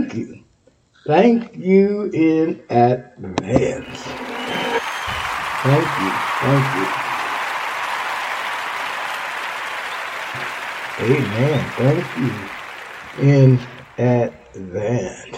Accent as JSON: {"language": "English", "region": "Texas", "country": "United States", "moved": "yes", "said": "My home state of Texas."}